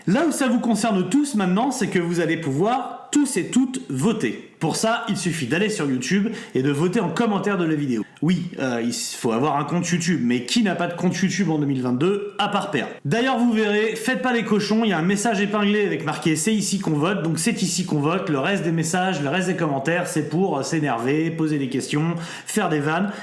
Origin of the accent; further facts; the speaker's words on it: France; c'est un groupe français et on est français